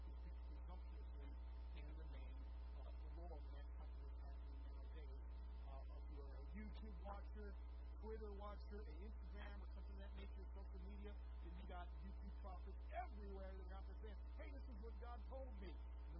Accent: Deep Rock, United States; I was born in Deep Rock

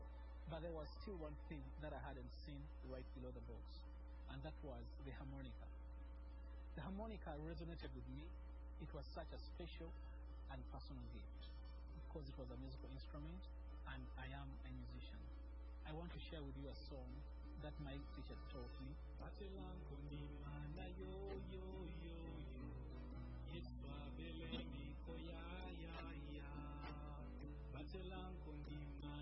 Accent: Uganda; I am from Uganda.

